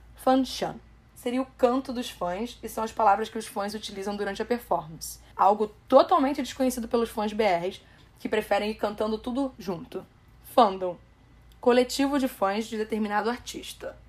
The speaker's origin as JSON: {"language": "Portuguese", "country": "Brazil", "said": "nós, brasileiros"}